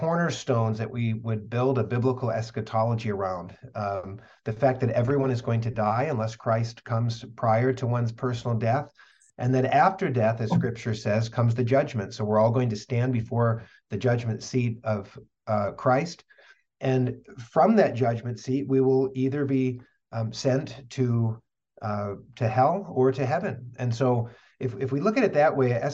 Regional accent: West Michigan, United States; also born or lived in California / Northeast Pennsylvania; now in Kalamazoo, United States; I grew up in West Michigan

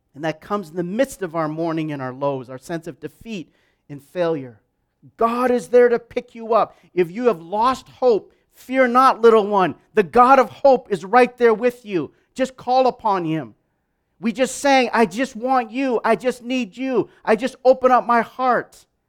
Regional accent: Wisconsin, United States; moved away as an adult; also born or lived in Minneapolis; now in Vancouver; I grew up as an Asian in an all-white town in Wisconsin. Literally for eighteen years

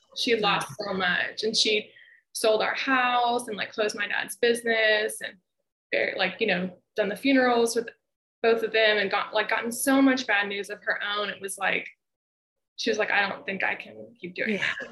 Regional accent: Memphis, Tennessee, United States; moved away as an adult; also born or lived in Ohio; visit my hometown

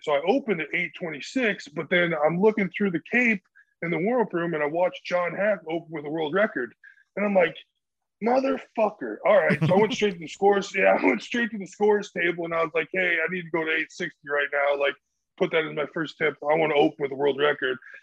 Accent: Central Illinois, United States; I'm I'm from Central Illinois, and like that's where I like start kind of started powerlifting

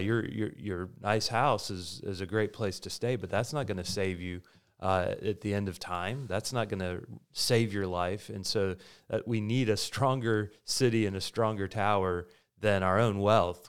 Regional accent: United States; As Americans

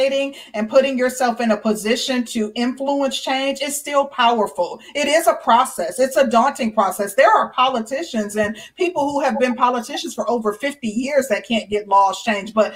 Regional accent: Midwest, United States; I'm from the Midwest

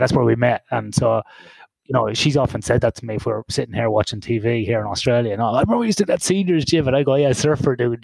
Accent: Ireland; in a recreational sports centre in Ireland, in my hometown.

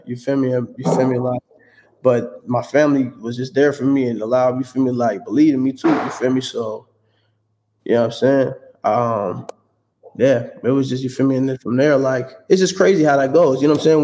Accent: San Diego, California, United States; also born or lived in Oakland / Fairfield; I was born in Oakland, but then my childhood I lived over in SoCal, you know, over in uh, San Diego

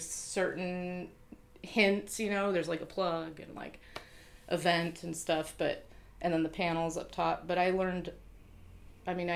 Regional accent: Seattle, Washington, United States; moved away; I grew up in Seattle

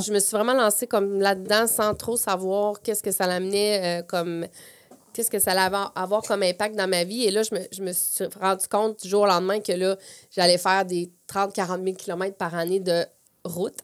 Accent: Plessisville, Quebec, Canada; moved away as an adult; now in Quebec City, Canada; je viens des Bois-Francs. Je viens mhm. de, la région de, de Plessisville

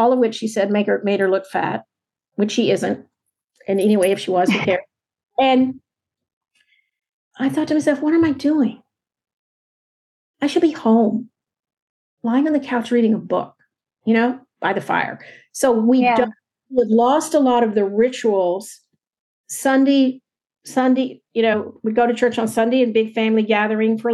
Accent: Texas, United States; now in San Francisco Bay Area, United States; I grew up in Texas

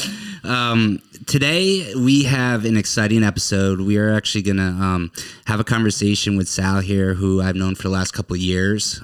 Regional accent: Connecticut, United States; moved away; I'm from Connecticut

